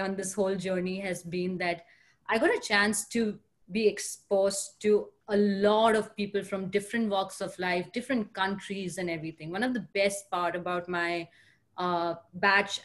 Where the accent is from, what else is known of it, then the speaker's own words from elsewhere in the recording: India; moved away as an adult; also born or lived in Pune, India / Mumbai, India / Boston, United States / New York City, United States; now in San Francisco, United States; I am born and raised in India